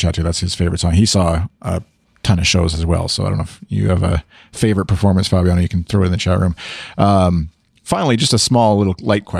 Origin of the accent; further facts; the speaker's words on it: Canada; I'll speak as the Canadian from the outside, I guess.